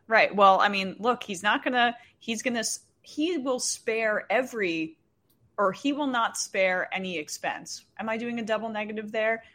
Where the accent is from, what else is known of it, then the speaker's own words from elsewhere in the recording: New Jersey, United States; I grew up in New Jersey